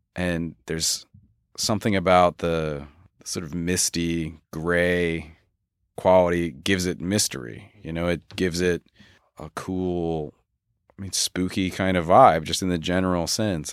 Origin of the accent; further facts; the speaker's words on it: Philadelphia, Pennsylvania, United States; also born or lived in Los Angeles; now in Pacific Northwest, United States; I grew up in Philadelphia